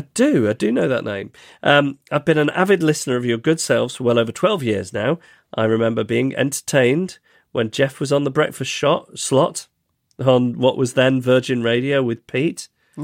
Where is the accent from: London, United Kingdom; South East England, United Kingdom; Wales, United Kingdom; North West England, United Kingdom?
Wales, United Kingdom; Beaumaris; now in Hong Kong; I've been out of my hometown of, I don't know how to say this, it's on Anglesey, it looks like Beaumarie